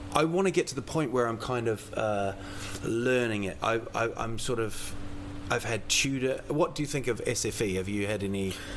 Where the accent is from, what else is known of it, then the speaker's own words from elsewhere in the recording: New Zealand; now in Sweden; I'm from New Zealand.